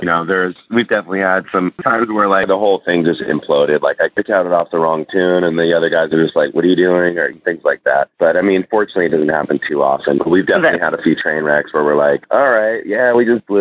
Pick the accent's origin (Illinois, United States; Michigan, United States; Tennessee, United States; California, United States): California, United States; San Francisco; now in San Diego, United States; I was born in San Francisco and been in San Diego since 1994